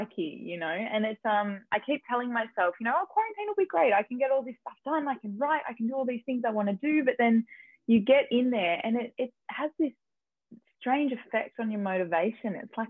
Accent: Melbourne, Victoria, Australia; now in Los Angeles, United States; I'm an actress from Melbourne, Australia. I live in LA these days, but I'm bouncing between Canada and the US at the moment.

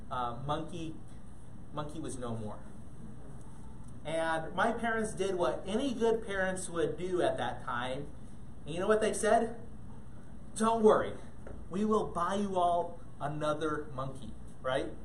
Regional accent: Ghana; most of you um, know that I grew up in Ghana, West Africa. And, and, growing up in Ghana, we had lots of cool pets

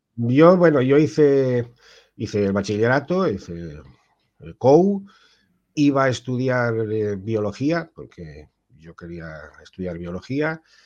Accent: Ibi, Valencian Community, Spain; moved away as an adult; now in Tui, Spain; yo soy del pueblo de los juguetes, de Ibi

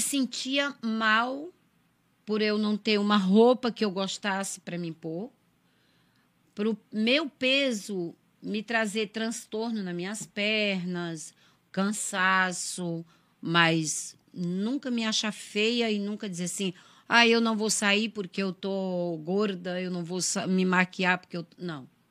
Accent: interior of Ceará, Brazil; also born or lived in São Paulo; now in Santa Catarina, Brazil; Eu nasci no interior do Ceará, interior de Fortaleza. Eu vim para cá em 2000, em junho de 2000. Caí de paraquedas em Santa Catarina.

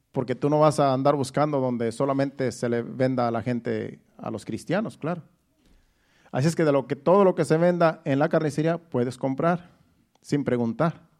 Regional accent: Mexico; moved away; Cuando yo me vine de México, todavía mi mamá me echó la bendición.

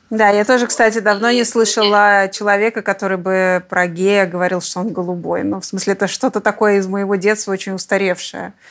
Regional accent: Tomsk, Tomsk Oblast, Russia; Я тоже из Томска

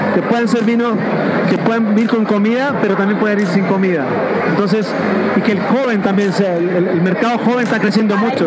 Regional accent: Chile; moved away as an adult; now in Mexico; vengo de afuera, soy etnólogo chileno, este, estudio en Chile

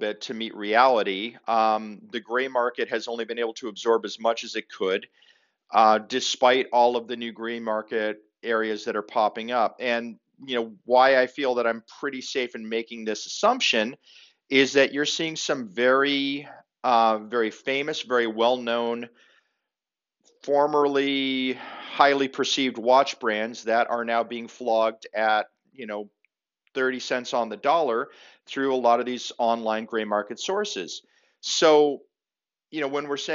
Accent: Zanesville, Ohio, United States; I was born in Zanesville, Ohio

